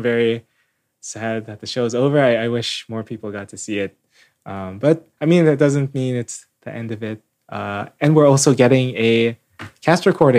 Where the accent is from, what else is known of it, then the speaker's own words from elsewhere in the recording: Concord, California, United States; I'm from Concord.